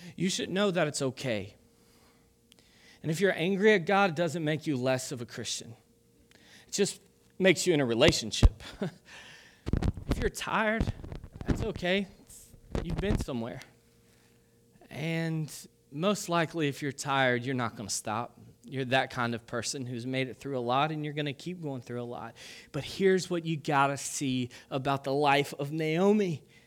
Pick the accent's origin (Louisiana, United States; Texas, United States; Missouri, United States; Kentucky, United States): Kentucky, United States; I'm from Kentucky